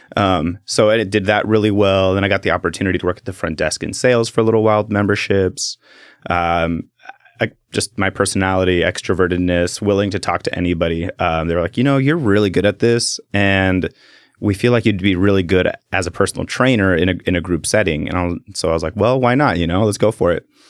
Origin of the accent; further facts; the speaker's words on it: Salem, Oregon, United States; also born or lived in Keizer, Oregon; born and raised in, in Salem